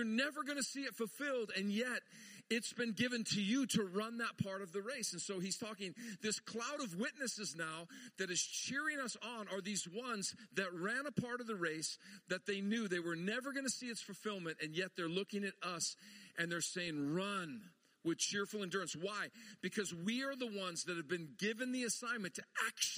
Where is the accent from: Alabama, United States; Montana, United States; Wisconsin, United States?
Montana, United States; I grew up in Montana